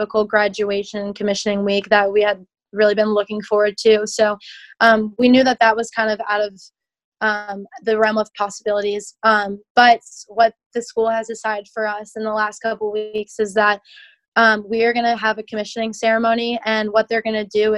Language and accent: English; Alexandria, Virginia, United States; I'm from Alexandria, Virginia. I have had a lot of family, friends, and neighbors growing up